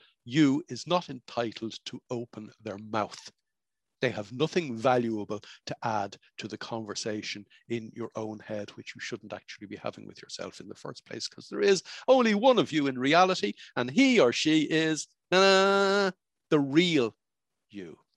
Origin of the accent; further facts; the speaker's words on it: Ireland; I was growing up in Ireland in the 1960s